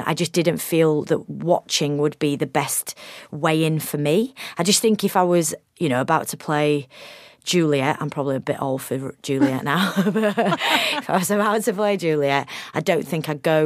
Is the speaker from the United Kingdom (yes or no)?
yes; United Kingdom; as a Brit